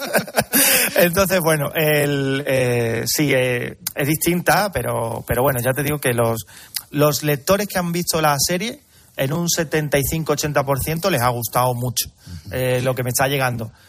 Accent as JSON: {"language": "Spanish", "town": "Carmona", "region": "Andalusia", "country": "Spain", "said": "Yo soy de Carmona"}